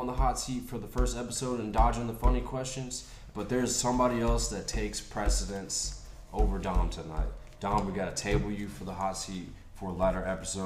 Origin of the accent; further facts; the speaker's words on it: Chicago, Illinois, United States; I was born in Chicago